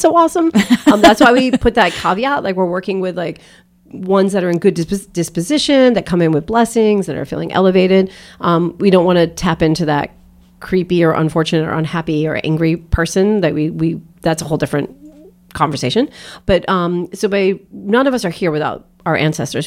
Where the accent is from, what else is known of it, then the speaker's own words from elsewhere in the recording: outside of Boston, Massachusetts, United States; I grew up outside of Boston